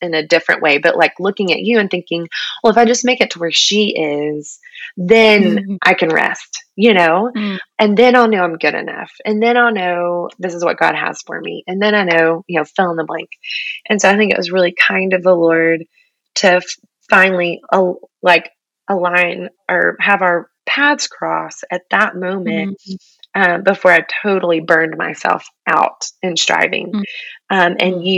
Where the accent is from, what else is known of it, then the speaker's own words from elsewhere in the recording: Texas, United States; I'm a Texan through and through